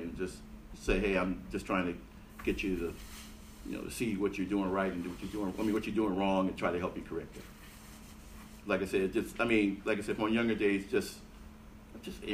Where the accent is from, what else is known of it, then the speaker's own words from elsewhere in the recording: Buffalo, New York, United States; moved away as an adult; East side of Buffalo